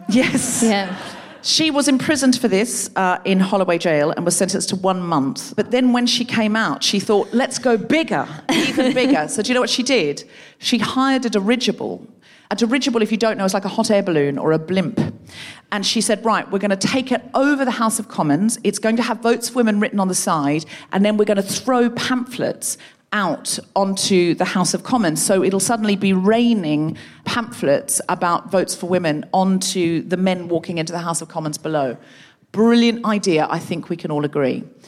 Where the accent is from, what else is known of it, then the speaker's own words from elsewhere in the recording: Australia; moved away; I was born in Australia